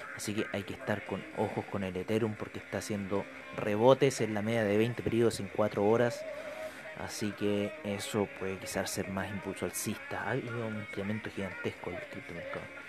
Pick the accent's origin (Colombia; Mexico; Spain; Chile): Chile; mi país, Chile